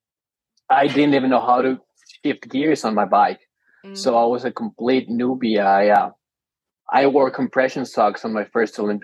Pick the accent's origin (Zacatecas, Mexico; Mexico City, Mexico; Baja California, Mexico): Mexico City, Mexico; I'm originally from Mexico City.